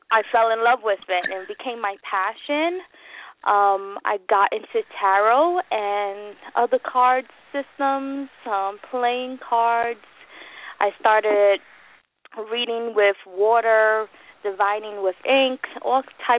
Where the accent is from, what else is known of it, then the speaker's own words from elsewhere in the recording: New York, United States; I'm from New York. I'm a New Yorican